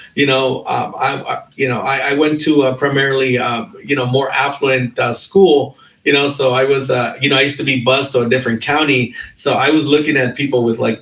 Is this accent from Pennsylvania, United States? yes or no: no; Long Beach, California, United States; I grew up in Long Beach as well.